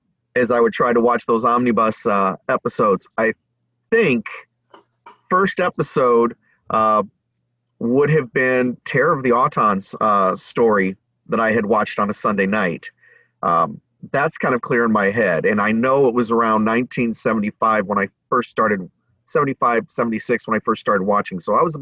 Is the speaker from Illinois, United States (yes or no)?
no; Northwest Indiana, United States; I'm also from the Chicagoland area, Northwest Indiana.